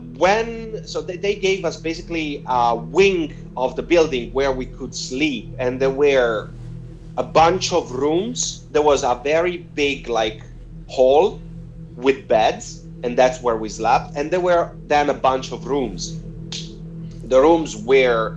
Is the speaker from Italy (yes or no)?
yes; Rimini, Emilia-Romagna, Italy; moved away; my hometown where I grew up in Rimini, on the Adriatic Sea, the east coast of Italy.